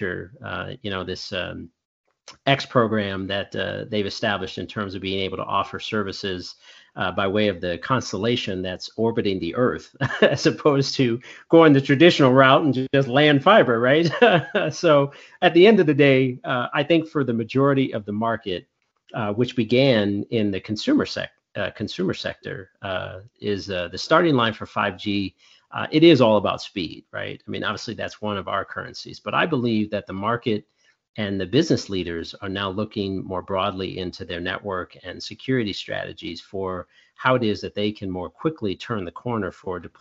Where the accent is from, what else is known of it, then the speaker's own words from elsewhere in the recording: Chicago, Illinois, United States; we're from Chicago